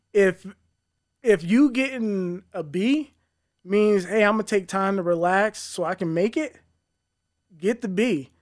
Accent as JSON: {"language": "English", "town": "Colorado Springs", "region": "Colorado", "country": "United States", "tie": "born or raised there", "said": "born and raised in Colorado Springs"}